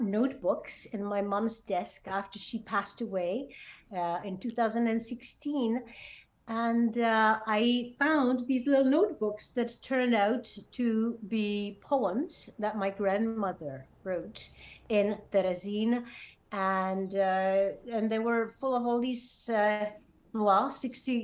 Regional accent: Prague, Czechia; I come from Prague, Czech Republic, and I've been professionally involved in music really since childhood, because I sang in a musical theater there as a kid

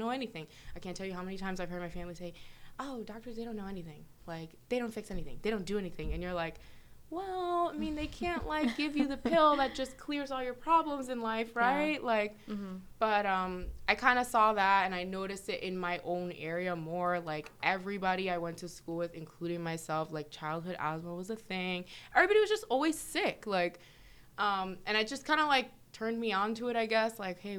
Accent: New York, United States; born there; I was born in New York, and I'm a first generation.

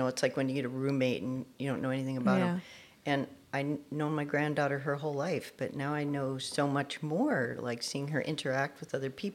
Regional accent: Minnesota, United States; now in Long Beach, United States; I'm originally from Minnesota

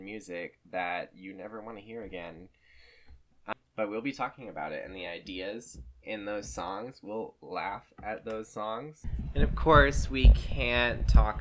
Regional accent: Lynchburg, Virginia, United States; my experience growing up in Thomas Road Baptist Church around Liberty University and the Falwell family

